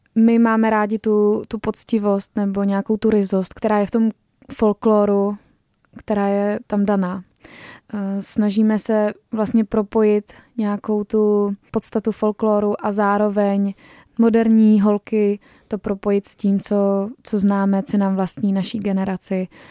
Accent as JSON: {"language": "Czech", "country": "Czechia", "said": "že jsme Češi"}